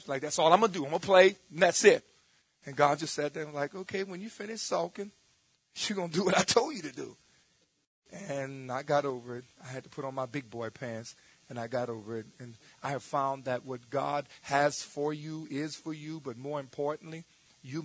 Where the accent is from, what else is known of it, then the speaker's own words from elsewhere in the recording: New Orleans, Louisiana, United States; growing up in New Orleans